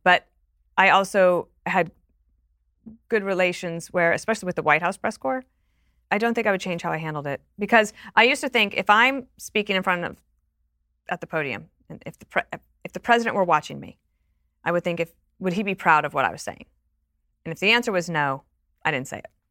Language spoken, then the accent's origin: English; Wyoming, United States; also born or lived in England; now in New York, United States; I'm from Wyoming